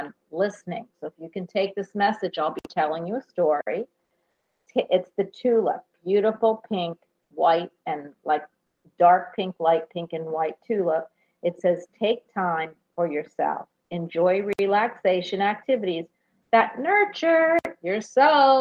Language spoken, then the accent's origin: English; Philadelphia, Pennsylvania, United States; I'm from Philadelphia